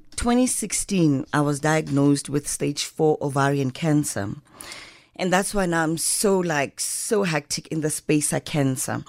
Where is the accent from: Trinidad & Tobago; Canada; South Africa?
South Africa; Johannesburg, Gauteng; I wanna be part of the Diep Kloof house because I come from Diep Kloof